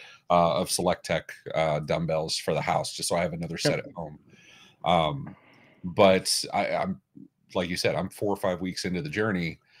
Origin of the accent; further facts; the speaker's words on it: United States; We're American